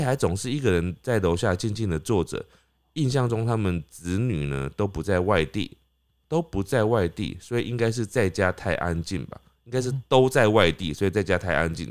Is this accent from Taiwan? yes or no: yes; Taipei, Taiwan; 我就台北人哦，但是我就是这种时候会很像所谓人家说南部人的个性